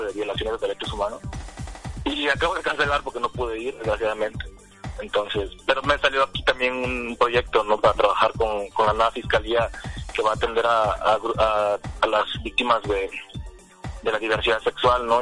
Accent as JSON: {"language": "Spanish", "town": "Pinotepa Nacional", "region": "Oaxaca", "country": "Mexico", "tie": "born or raised there", "said": "yo soy eh, originario de Pinotepa Nacional, como ya lo mencionabas. Estoy en la costa del estado de Oaxaca, cerquita de Guerrero"}